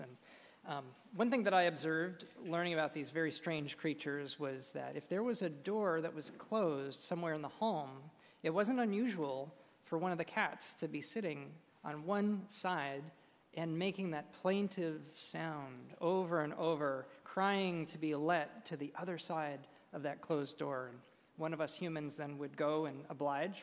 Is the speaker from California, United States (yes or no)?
yes; Southern California, United States; I grew up in Southern California